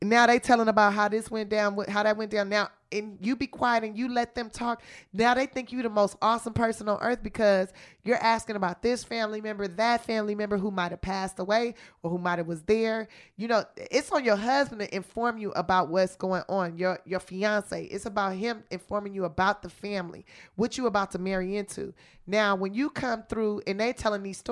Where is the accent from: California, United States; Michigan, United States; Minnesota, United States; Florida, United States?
California, United States; Los Angeles; I'm from South Central Los Angeles